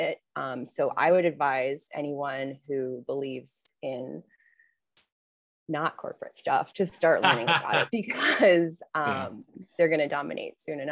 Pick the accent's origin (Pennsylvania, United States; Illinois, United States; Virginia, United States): Illinois, United States; Wheeling; moved away as an adult; also born or lived in Chicago; now in Los Angeles, United States; I'm not like from Chicago. I'm from the Northwest suburbs. I'm from the suburbs for sure